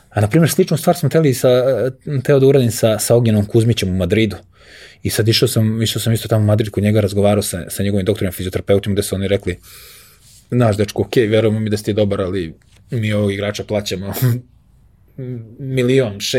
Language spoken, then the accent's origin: Croatian; Belgrade, Serbia